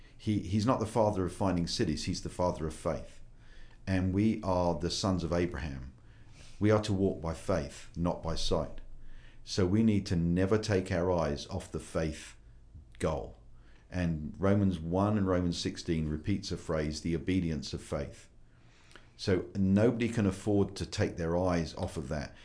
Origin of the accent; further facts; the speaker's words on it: United Kingdom; moved away as an adult; also born or lived in United States; I'm a Brit